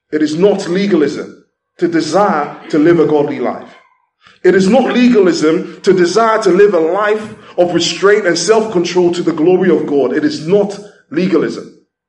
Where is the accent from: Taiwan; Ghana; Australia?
Ghana; moved away; I remember when I was growing up in Ghana, in Ghana during that time